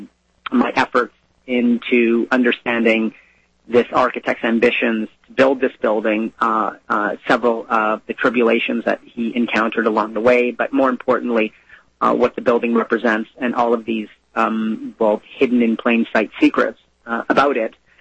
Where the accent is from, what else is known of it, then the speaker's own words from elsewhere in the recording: Canada; I'm Canadian.